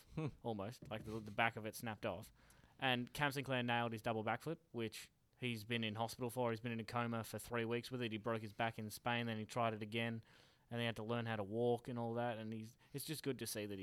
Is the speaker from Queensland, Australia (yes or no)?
no; Pearcedale, Victoria, Australia; I'm from Piercedale